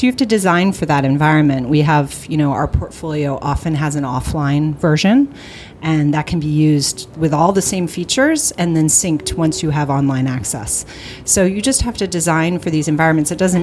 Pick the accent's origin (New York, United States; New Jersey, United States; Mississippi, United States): New York, United States; I'm from New York